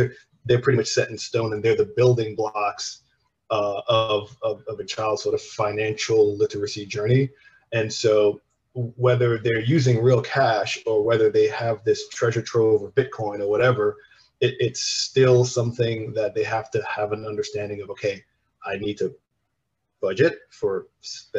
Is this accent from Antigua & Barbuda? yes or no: yes; Antigua & Barbuda; I'm from the Caribbean. We're from Antigua